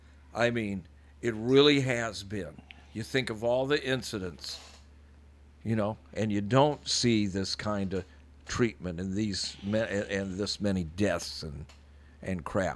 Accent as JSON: {"language": "English", "country": "United States", "tie": "born or raised there", "said": "I grew up in the Quad Cities and I was Jewish. I remember being called a kike. I remember that we couldn't move into certain neighborhoods because they were restricted, and this was in the 60s."}